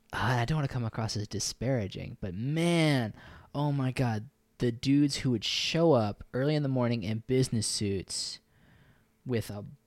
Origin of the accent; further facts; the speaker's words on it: Maryland, United States; born there; also born or lived in New York; now in Texas, United States; Yeah, I was born in Maryland, lived in New York. I wasn't born in Texas, but as they say, I got here as fast as I could.